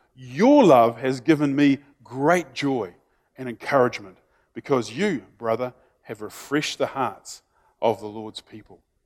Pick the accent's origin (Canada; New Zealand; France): New Zealand; being in New Zealander, isn't it, is that we sort of have this expectation because we're a small country